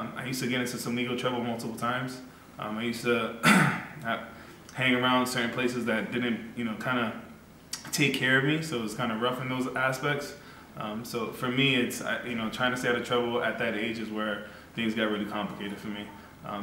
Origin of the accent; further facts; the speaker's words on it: Boston, Massachusetts, United States; I was born in Roxbury, Mission Hill, Massachusetts